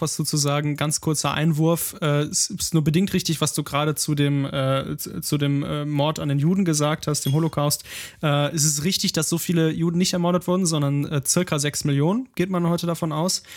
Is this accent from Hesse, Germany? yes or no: no; Ruhr area, North Rhine-Westphalia, Germany; komme ich ja auch, auch aus dem Ruhrgebiet